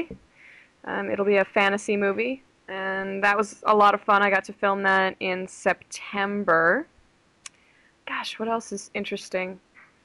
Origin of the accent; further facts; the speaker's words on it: New Jersey, United States; now in Las Vegas, United States; Originally from New Jersey